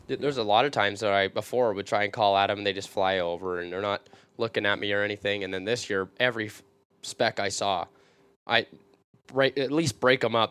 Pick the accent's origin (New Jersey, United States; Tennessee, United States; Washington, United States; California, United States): Washington, United States; small town outside Vancouver; I live in a small town on the outskirts of Vancouver, Washington